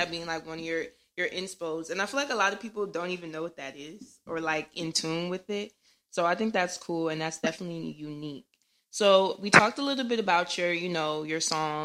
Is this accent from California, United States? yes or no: no; New Jersey, United States; I'm from North Jersey